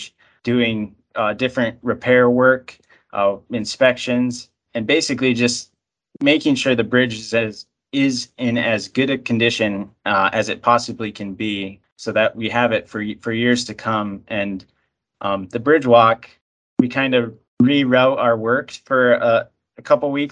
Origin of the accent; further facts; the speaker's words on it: Iron Mountain, Michigan, United States; also born or lived in East Lansing, Michigan / Lansing, Michigan; I'm a native of the UP. I grew up in Iron Mountain, so over on the west side of the UP